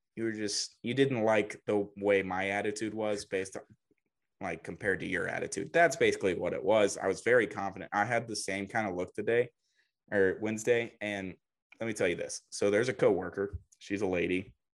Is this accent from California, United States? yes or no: no; Huntsville, Alabama, United States; also born or lived in Dallas, Texas; I grew up in Huntsville, Alabama